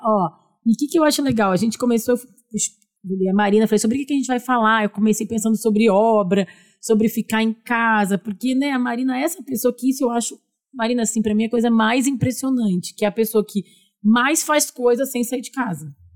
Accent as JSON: {"language": "Portuguese", "town": "Porto Alegre", "region": "Rio Grande do Sul", "country": "Brazil", "moved": "yes", "lives_now": "São Paulo, Brazil", "said": "Nós também somos gaúchas de Porto Alegre"}